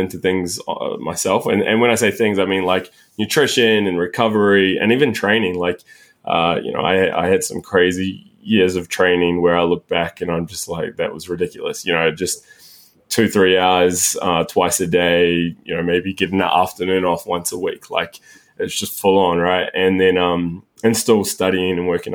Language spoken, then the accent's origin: English; New Zealand; moved away as an adult; also born or lived in Sydney; So I grew up in New Zealand